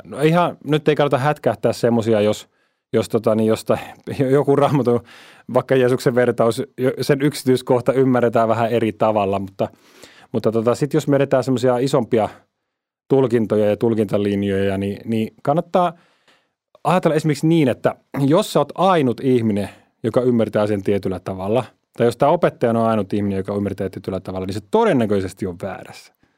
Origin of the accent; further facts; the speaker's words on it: Finland; meillä Suomessa